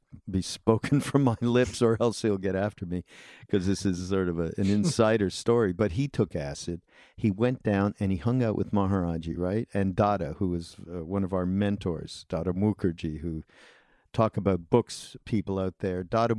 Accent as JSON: {"language": "English", "country": "Canada", "moved": "yes", "lives_now": "United States", "said": "I was an immigrant from Canada."}